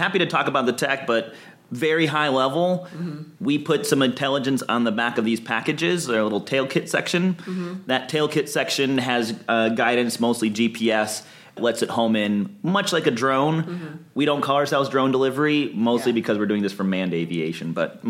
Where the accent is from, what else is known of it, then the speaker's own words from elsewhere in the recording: Ann Arbor, Michigan, United States; now in Los Angeles, United States; I am from Michigan originally. Oh, okay. I'm from Ann Arbor, Michigan.